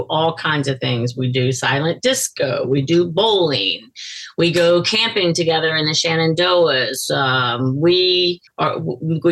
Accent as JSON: {"language": "English", "region": "Louisiana", "country": "United States", "tie": "born or raised there", "also_born_or_lived": "Texarkana, Texas / Tasmania, Australia / Washington, District of Columbia, United States", "moved": "as an adult", "lives_now": "Delaware, United States", "said": "I was born in Louisiana. I grew up in Louisiana, went to LSU."}